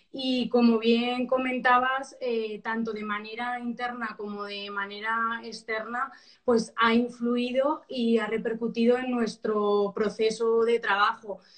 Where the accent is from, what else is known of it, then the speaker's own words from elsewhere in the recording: Albacete, Castilla-La Mancha, Spain; yo soy de Albacete